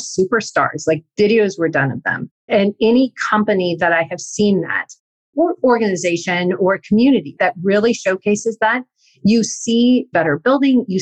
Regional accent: Northern California, United States; where I grew up in Northern California

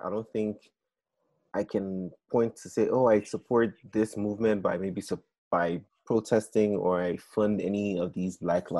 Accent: Nigeria; moved away; I'm Black, I'm Nigerian.

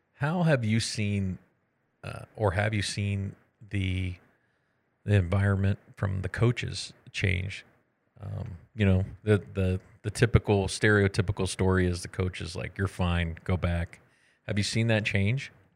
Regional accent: Texas, United States; moved away; I'm from Texas

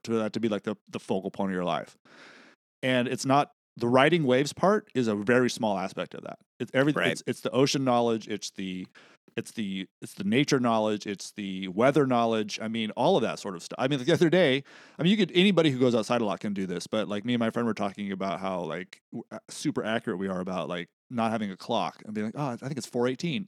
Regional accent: Central Coast, California, United States; we're growing up on the Central Coast

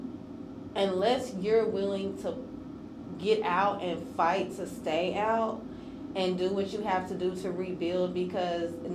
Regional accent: Lebanon, Tennessee, United States; I'm from Lebanon, Tennessee.

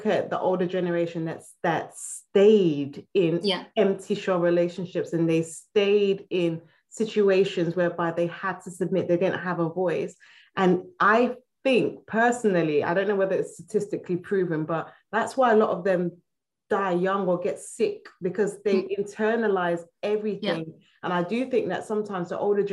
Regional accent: Nigeria; I'm Nigerian, and we are very, very traditional

